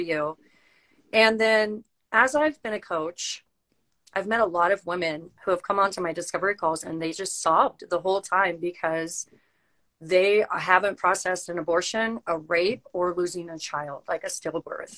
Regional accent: San Diego, California, United States; now in Utah, United States; We're all from San Diego

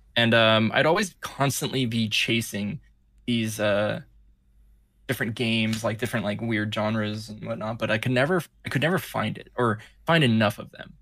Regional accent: California, United States; moved away; I was, uh, born and raised in California

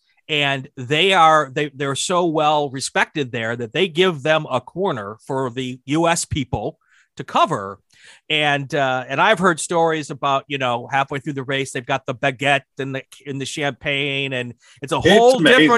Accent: Wisconsin, United States; I was from Wisconsin, so I was local

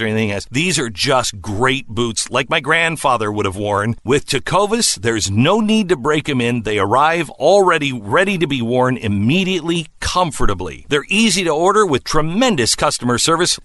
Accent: Mount Vernon, Washington, United States; moved away; my hometown of Mount Vernon, Washington

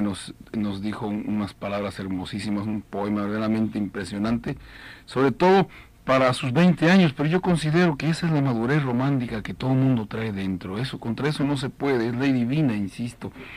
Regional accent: Mexico; como decimos allá en México

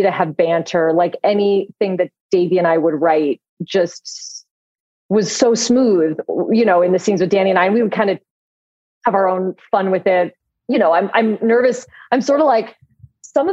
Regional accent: Los Angeles, California, United States; I'm born and raised in Los Angeles and I still live here

